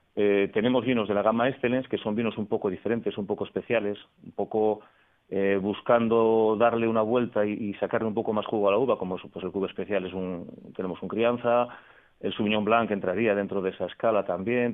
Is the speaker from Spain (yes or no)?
yes; Cambados, Galicia, Spain; moved away; yo soy gallego, soy de, Cambados, en Pontevedra